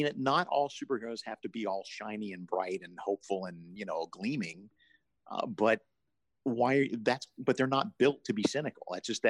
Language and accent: English; Deep South, United States; I grew up in the Deep South